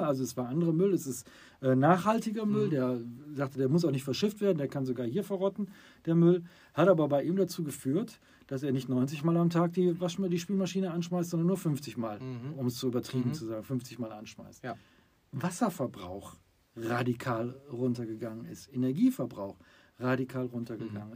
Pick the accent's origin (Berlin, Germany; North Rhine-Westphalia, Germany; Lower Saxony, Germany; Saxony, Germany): North Rhine-Westphalia, Germany; Düsseldorf; Wir kommen aus dem Rheinland Düsseldorf